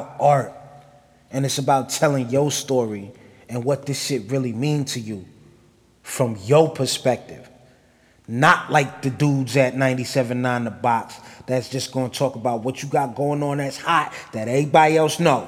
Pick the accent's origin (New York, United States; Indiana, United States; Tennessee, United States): New York, United States; New Rochelle; I'm from New Rochelle